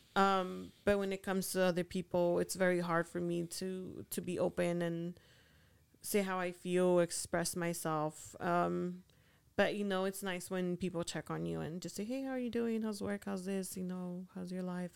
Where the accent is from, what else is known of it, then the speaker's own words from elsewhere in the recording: Honduras; moved away; I'm from Honduras